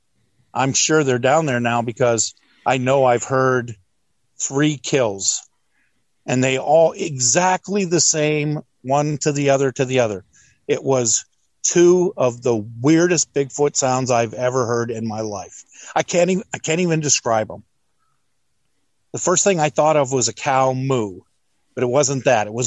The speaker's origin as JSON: {"language": "English", "region": "Pennsylvania", "country": "United States", "tie": "born or raised there", "moved": "yes", "said": "I'm from Pennsylvania. I grew up in a day when you could go out spotting and see 200 deer"}